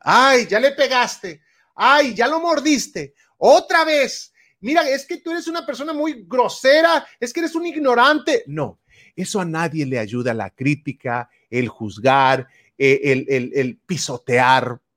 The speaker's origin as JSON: {"language": "Spanish", "region": "Puebla", "country": "Mexico", "tie": "born or raised there", "moved": "yes", "lives_now": "California, United States", "said": "yo soy de México, vivo aquí, radico en California, Estados Unidos, pero nací en Puebla, en un rancho"}